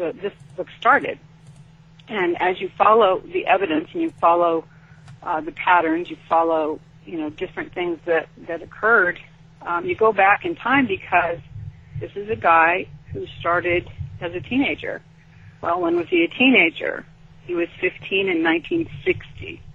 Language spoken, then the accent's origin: English; Sacramento, California, United States; I grew up in Sacramento